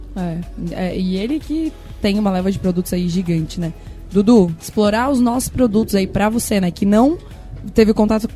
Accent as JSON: {"language": "Portuguese", "town": "São Joaquim", "region": "Santa Catarina", "country": "Brazil", "tie": "born or raised there", "also_born_or_lived": "Balneário Camboriú", "said": "eu sou de São Joaquim, tá? Eu sou de lá, sou natural de lá"}